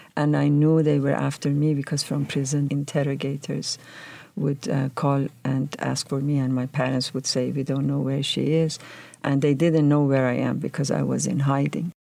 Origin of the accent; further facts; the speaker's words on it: Tehran, Tehran Province, Iran; moved away as an adult; also born or lived in California; now in United States; I grew up in Tehran, which is a bustling city, very dynamic.